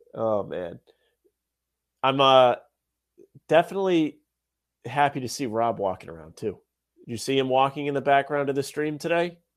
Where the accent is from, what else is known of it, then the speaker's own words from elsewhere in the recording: Rhode Island, United States; I'm from Rhode Island.